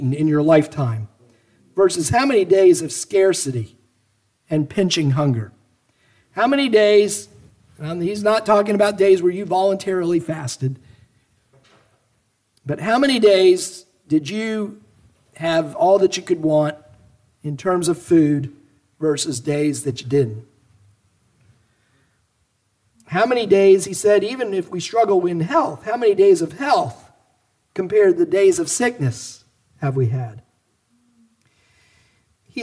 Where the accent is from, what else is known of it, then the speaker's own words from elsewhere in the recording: United States; us as American Christians